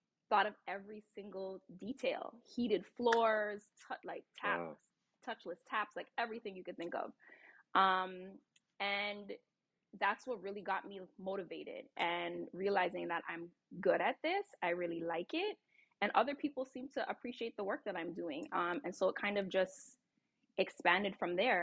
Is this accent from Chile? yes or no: no; Toronto, Ontario, Canada; also born or lived in California; now in Maryland, United States; I'm actually born and raised in Toronto, Canada